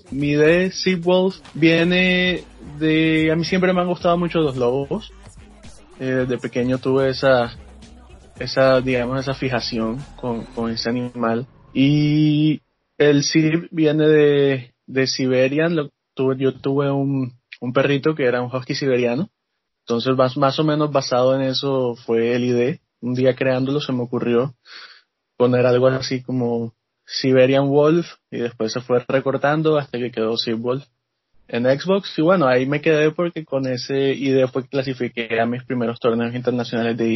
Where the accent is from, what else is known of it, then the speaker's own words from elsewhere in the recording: Barranquilla, Atlántico, Colombia; moved away as an adult; now in Canada; soy de Barranquilla, Colombia.